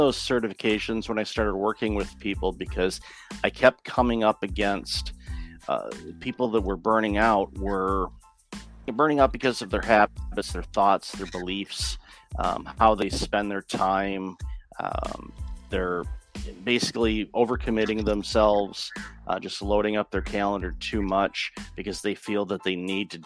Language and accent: English; Detroit, Michigan, United States; moved away; I grew up in the Detroit area